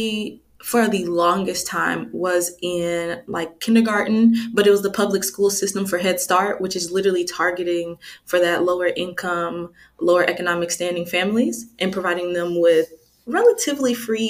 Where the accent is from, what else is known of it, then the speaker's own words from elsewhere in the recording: DeSoto, Texas, United States; moved away; also born or lived in Kansas City, Missouri; I moved to Dallas when I was two. So Dallas is home for me